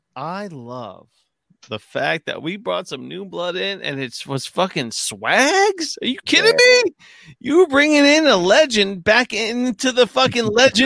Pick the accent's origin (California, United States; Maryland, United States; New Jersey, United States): New Jersey, United States; Springfield; I'm like the hour away Springfield.